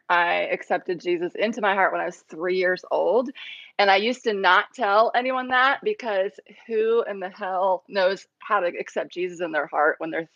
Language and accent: English; Ohio, United States; moved away as an adult; also born or lived in Cambodia; now in South Carolina, United States; We're from Ohio. We moved to South Carolina